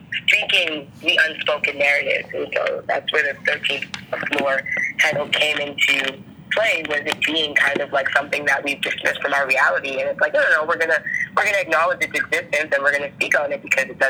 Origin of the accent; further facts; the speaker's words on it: Toronto, Ontario, Canada; now in Brampton, Canada; I grew up in Toronto